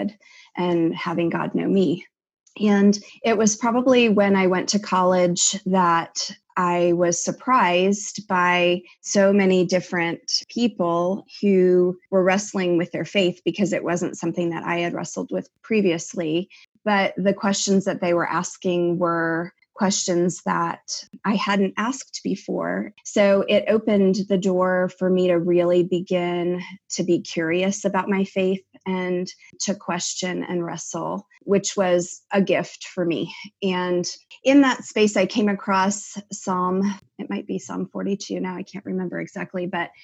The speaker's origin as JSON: {"language": "English", "area": "near Richmond, in Chesterfield County", "region": "Virginia", "country": "United States", "tie": "born or raised there", "said": "I grew up near Richmond, Virginia, in Chesterfield County"}